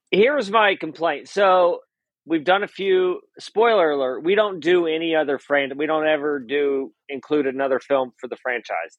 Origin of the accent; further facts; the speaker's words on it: Indiana, United States; I'm from Indiana